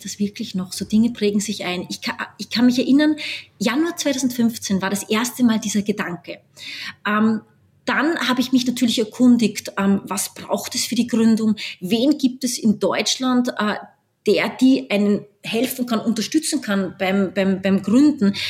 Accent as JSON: {"language": "German", "country": "Austria", "also_born_or_lived": "New York, United States / Washington, United States / Mumbai, India / Berlin, Germany", "moved": "as an adult", "said": "Ich bin Österreicherin, halb Österreicherin, halb Brasilianerin. Äh, bin jetzt wieder zurückgekehrt nach Österreich"}